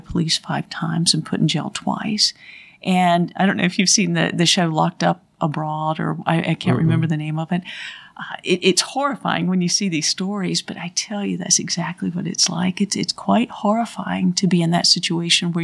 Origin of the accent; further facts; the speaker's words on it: Thomasville, North Carolina, United States; I grew up in Thomasville